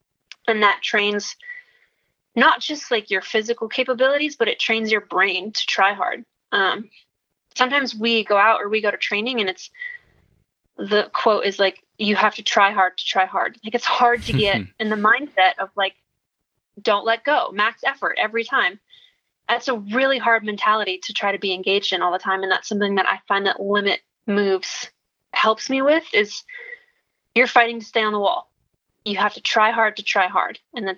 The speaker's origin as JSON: {"language": "English", "region": "Midwest", "country": "United States", "tie": "born or raised there", "said": "And I grew up in the Midwest and it's all very like sheltered and closed-minded."}